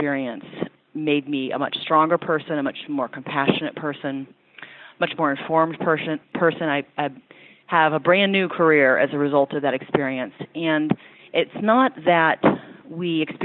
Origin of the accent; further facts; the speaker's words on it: Louisville, Kentucky, United States; moved away as an adult; also born or lived in Ashland, Kentucky / Ohio / Washington, D.C. area; I grew up in Kentucky, in Louisville, and then graduated from high school in Ashland, Kentucky